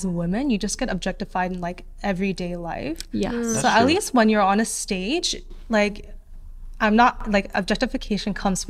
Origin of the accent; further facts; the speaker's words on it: United States; I'm like from the States, so I'm not as conservative as like I guess an average Korean.